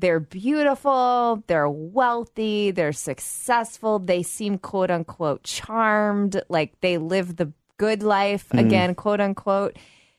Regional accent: United States; we're American

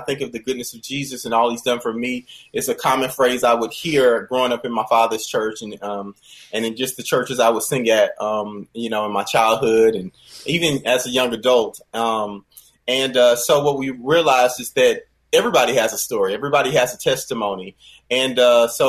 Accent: Rock Hill, South Carolina, United States; I grew up playing and singing in churches. You know, I'm from Rock Hill, South Carolina

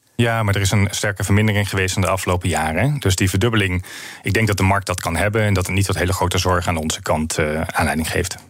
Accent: northern Netherlands, Netherlands; Ik kom uit Noord-Nederland

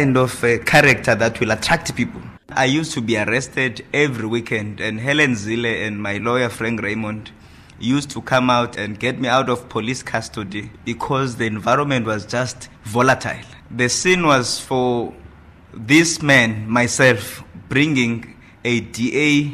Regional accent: Tsolo, Eastern Cape, South Africa; moved away; I was born in Ngadu village, in the old Transkei, in a small town called Tsolo in the Eastern Cape

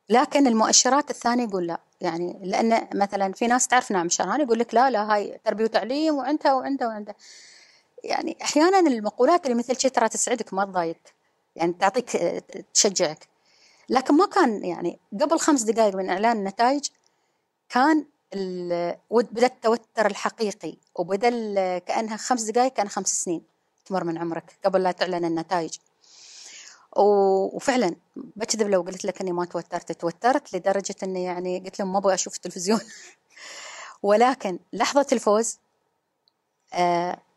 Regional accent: Ras Al Khaimah, United Arab Emirates; أنا الأولى منتخبة على إمارتي في الدفعة الثالثة والأولى المنتخبة في 2015 كنت الوحيدة آه، على مستوى الرجال يعني المرأة الوحيدة فانتم يمكن على أساس أن الخبر الوحيدة الوحيدة في 2015 والثالثة في اللي هي في الدورات آه، بس لكن الأولى في راس الخيمة

